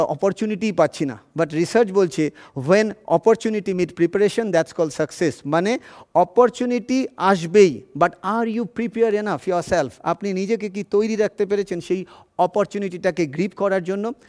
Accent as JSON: {"language": "Bangla", "town": "Kanchrapara", "region": "West Bengal", "country": "India", "tie": "born or raised there", "also_born_or_lived": "Chinsurah, West Bengal", "said": "আমি ছোটোবেলায় কাঁচরাপাড়ায় বড় হয়েছি এবং তারপরে চুচুড়াতে বড় হয়েছে"}